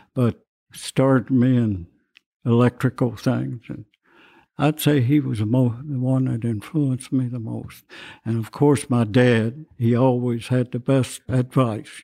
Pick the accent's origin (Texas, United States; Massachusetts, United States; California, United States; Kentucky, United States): Kentucky, United States; Cloverport; now in Louisville, United States; I was born here in Louisville